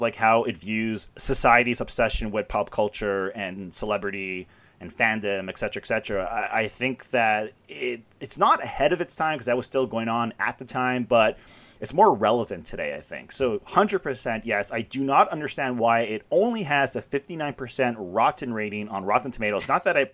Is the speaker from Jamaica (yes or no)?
no; Canada; I'm Canadian.